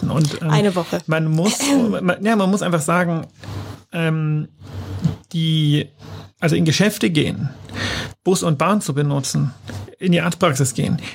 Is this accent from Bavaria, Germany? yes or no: yes; Bavaria, Germany; Ja, als Bayer denkt man immer Deutschland